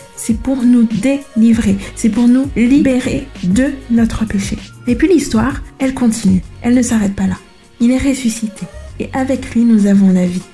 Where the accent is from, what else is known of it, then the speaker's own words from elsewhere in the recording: Madagascar; je suis malgache